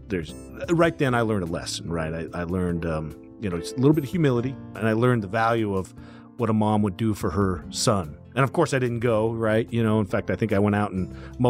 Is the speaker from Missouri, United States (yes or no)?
no; Kimberly, Idaho, United States; I'm just a small farm kid from Idaho